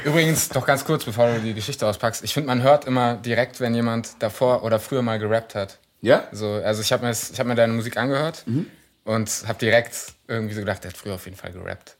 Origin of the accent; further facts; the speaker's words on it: Mainz, Rhineland-Palatinate, Germany; now in Berlin, Germany; Wir kommen ja alle ursprünglich aus Mainz